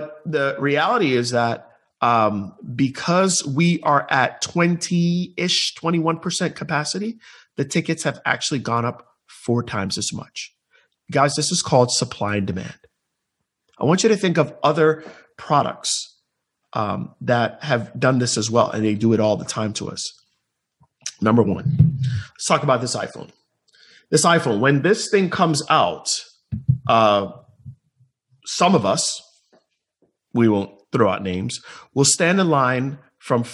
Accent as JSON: {"language": "English", "town": "Tampa", "region": "Florida", "country": "United States", "tie": "born or raised there", "said": "my hometown here in Tampa Bay"}